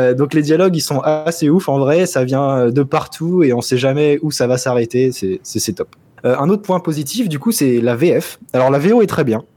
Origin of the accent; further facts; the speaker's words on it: France; Chez nous en France